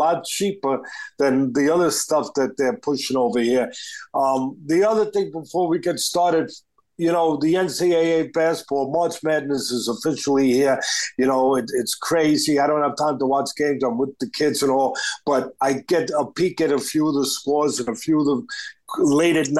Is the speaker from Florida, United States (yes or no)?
no; New York City, New York, United States; I'm from Staten Island